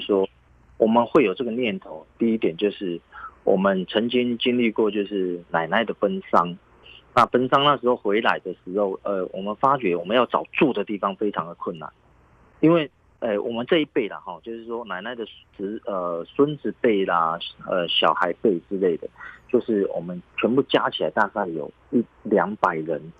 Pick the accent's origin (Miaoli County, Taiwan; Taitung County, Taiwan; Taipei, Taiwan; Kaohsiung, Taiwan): Kaohsiung, Taiwan; also born or lived in Yunlin; 虽然是在云林出生，但是呢，我们从小都是在高雄长大